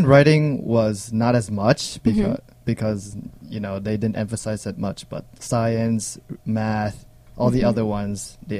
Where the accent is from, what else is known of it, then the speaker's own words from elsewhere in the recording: Hanoi, Vietnam; also born or lived in Bangkok, Thailand; I'm from Hanoi.